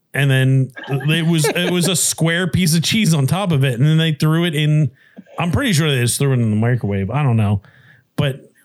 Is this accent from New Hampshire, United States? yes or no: no; Delco, Pennsylvania, United States; when I was growing up in Delco, we went to the public pool